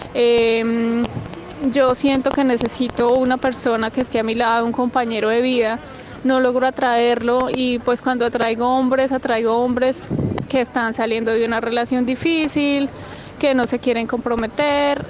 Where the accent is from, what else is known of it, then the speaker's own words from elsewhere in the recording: Colombia; moved away as an adult; now in Australia; soy colombiana, vivo en Australia eh, hace más o menos dos años y medio